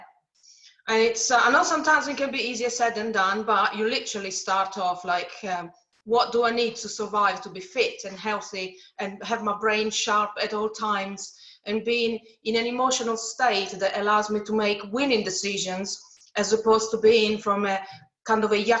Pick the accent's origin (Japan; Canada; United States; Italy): Italy; moved away; I come from Italy, so my parents and my grandparents used to make wine. So I grew up in jumping on grapes